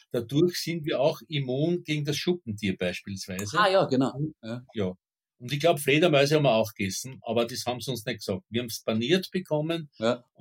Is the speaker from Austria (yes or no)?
yes; Burgenland, Austria; ich kann mich als Kind noch erinnern an so Dorfgendarmen im, im Südburgenland.